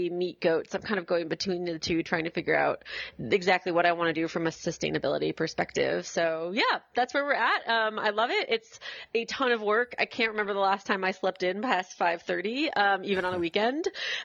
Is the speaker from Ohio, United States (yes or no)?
no; Washington, District of Columbia, United States; moved away as an adult; also born or lived in rural Tennessee; now in Tennessee, United States; I grew up in Washington, D.C., so, you know, I'm kind of a city kid through and through